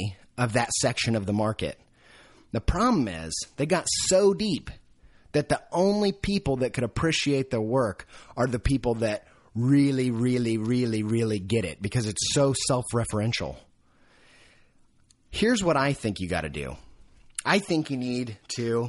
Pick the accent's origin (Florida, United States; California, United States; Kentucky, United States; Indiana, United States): Indiana, United States; moved away; I came from Indiana.